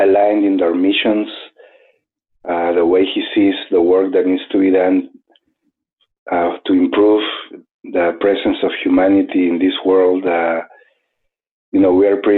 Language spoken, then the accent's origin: English; Arequipa, Peru; moved away as an adult; also born or lived in Cusco, Peru; now in New Mexico, United States; I was born in Arequipa in Peru